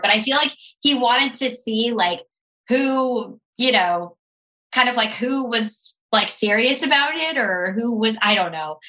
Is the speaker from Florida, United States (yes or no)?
yes; Tampa, Florida, United States; moved away; I'm from Tampa